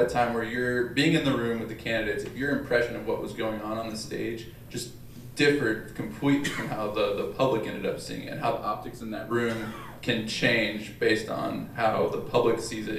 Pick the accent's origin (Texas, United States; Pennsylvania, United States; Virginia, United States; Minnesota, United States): Texas, United States; Odessa; I'm actually from Odessa, Texas.